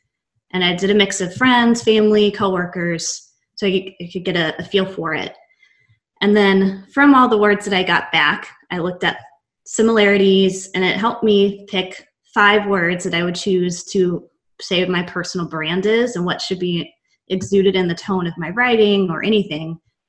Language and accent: English; Texas, United States; They beat it out of you, but I am from Texas, born and raised. I have a Texas tattoo. I am obsessed with Texas.